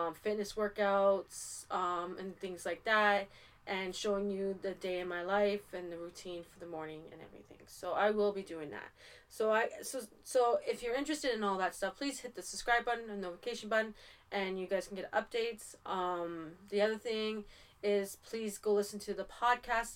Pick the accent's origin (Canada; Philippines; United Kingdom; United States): Canada; I am from Canada